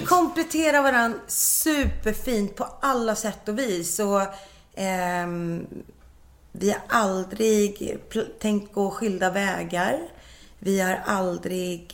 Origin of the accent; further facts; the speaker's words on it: Nacka, Stockholm County, Sweden; also born or lived in Mallorca / Las Palmas / Värmland; jag vill bara bo i Nacka, för jag kommer ju från Nacka